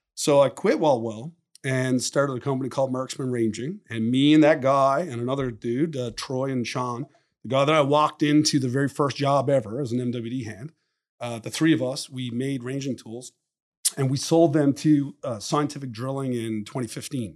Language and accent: English; Newfoundland and Labrador, Canada; moved away as an adult; also born or lived in Western Canada; my hometown